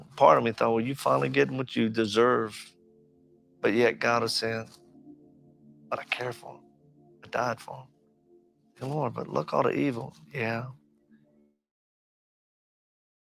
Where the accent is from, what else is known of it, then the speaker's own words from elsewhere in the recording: Lafayette, Louisiana, United States; I'm originally from Louisiana. I was born in Lafayette, Louisiana, back in 1965.